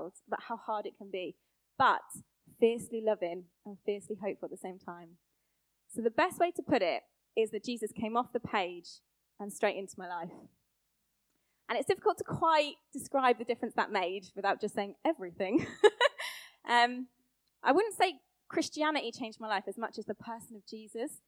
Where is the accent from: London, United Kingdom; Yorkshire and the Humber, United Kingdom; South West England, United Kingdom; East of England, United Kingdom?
East of England, United Kingdom; Luton; moved away as an adult; also born or lived in Birmingham; I'm from Luton, same as Stacey Dooley